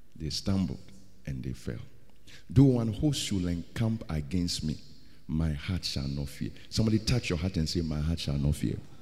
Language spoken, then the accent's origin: English; Ghana; I'm a Ghanaian